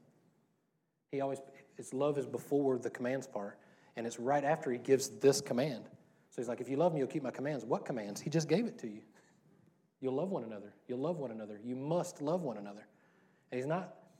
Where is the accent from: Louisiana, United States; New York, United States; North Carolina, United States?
Louisiana, United States; I grew up in Louisiana